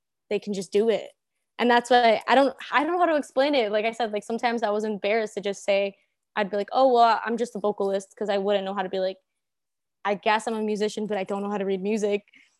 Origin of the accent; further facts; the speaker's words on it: Cicero, Illinois, United States; I'm from this, I would say the suburbs, but it's like borderline Chicago. So the Cicero Berwyn area.